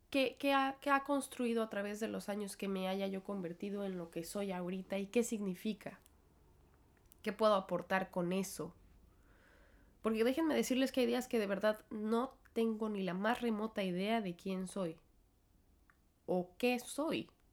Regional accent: Mexico; moved away as an adult; now in New York, United States; creció en México, igual que yo

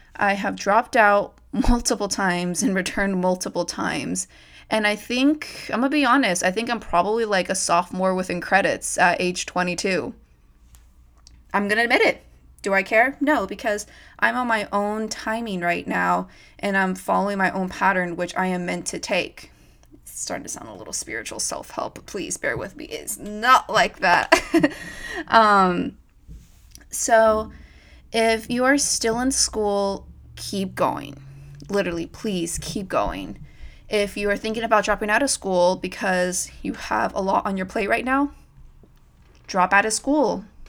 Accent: Modesto, California, United States; moved away as an adult; now in Los Angeles, United States; I am originally from Modesto, California

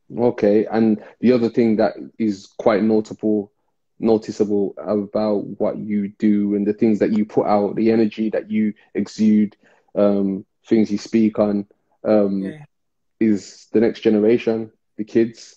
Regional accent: Birmingham, West Midlands, United Kingdom; especially in inner city Birmingham, we came from Rastafarian parents

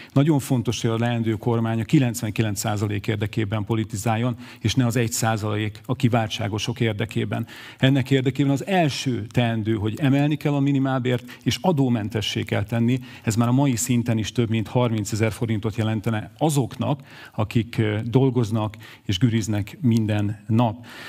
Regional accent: Miskolc, Borsod-Abaúj-Zemplén, Hungary; Én itt születtem, Miskolcon, pedagógus szülők gyermekeként.

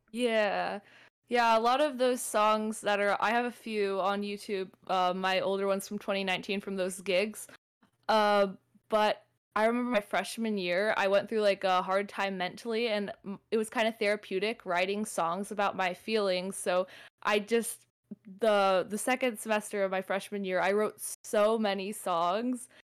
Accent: Southern California, United States; I'm from SoCal.

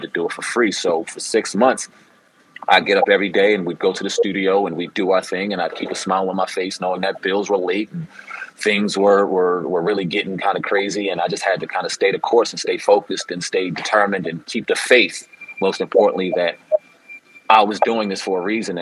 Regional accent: New Jersey, United States; I'm from South Jersey area

